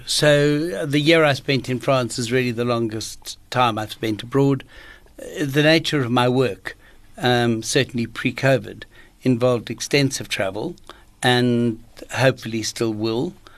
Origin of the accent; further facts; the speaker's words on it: Johannesburg, Gauteng, South Africa; I grew up in Johannesburg